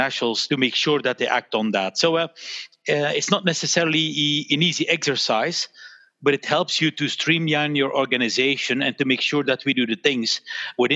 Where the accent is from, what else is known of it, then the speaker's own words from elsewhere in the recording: Belgium; my parents, they had the store here in Belgium. And so I grew up in a store